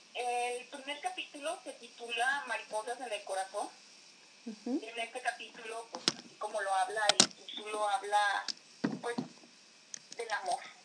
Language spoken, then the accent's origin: Spanish; Atotonilco el Alto, Jalisco, Mexico; Soy de Atotonilco Lato, eh, del estado de Jalisco